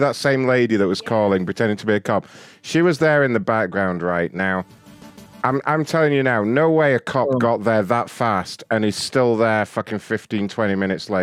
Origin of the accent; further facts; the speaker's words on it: London, United Kingdom; moved away; I'm originally from London